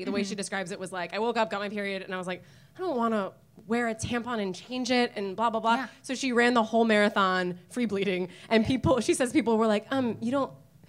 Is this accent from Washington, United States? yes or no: yes; outside Seattle, Washington, United States; I grew up outside Seattle, so we would, I grew up outside Seattle